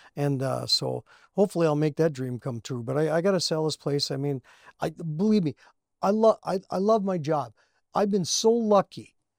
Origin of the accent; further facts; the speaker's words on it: Cherry, Minnesota, United States; We grew up around here. He went to school in Virginia, and I went to school in, uh, Cherry